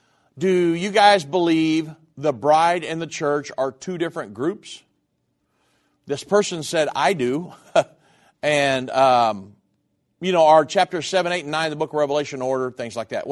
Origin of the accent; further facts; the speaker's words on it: United States; Me, as an English-speaking American